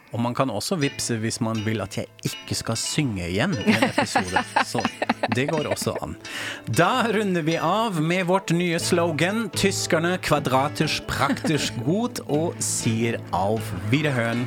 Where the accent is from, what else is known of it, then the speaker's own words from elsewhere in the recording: Germany; now in Norway; jeg er tysk